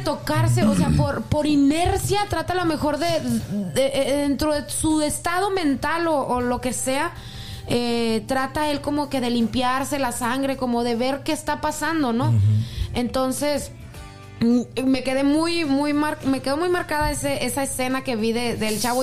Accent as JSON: {"language": "Spanish", "country": "Mexico", "tie": "born or raised there", "moved": "yes", "said": "Código Rojo Laguna, por decirte una página de allá de, mi pueblo"}